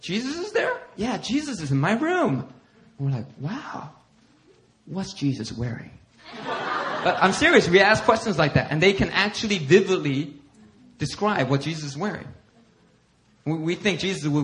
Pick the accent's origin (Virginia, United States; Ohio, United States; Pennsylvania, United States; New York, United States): Pennsylvania, United States; Philadelphia; I grew up in Philly